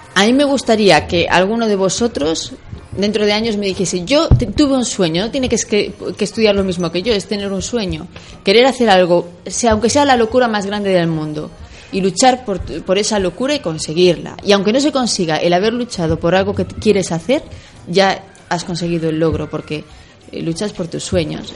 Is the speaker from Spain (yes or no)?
yes; Ferrol, Galicia, Spain; moved away as an adult; now in Republic of the Congo; la medalla de mi tierra y mi patria